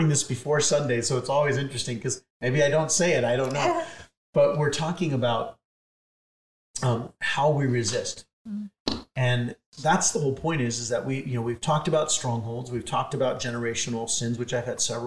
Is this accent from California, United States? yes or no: yes; San Diego, California, United States; growing up in San Diego